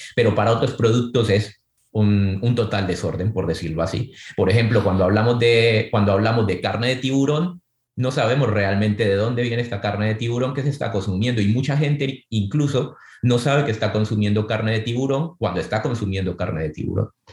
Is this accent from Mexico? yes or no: no; Santa Marta and Cartagena, Caribbean Region, Colombia; moved away; yo crecí en el Caribe, crecí entre Santa Marta y Cartagena, dos ciudades de Colombia